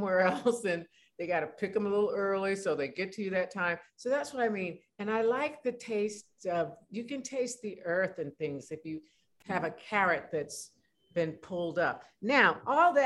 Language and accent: English; California, United States; being a Californian